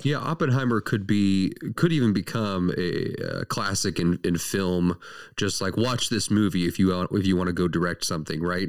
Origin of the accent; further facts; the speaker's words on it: St. Louis, Missouri, United States; we are from Saint Louis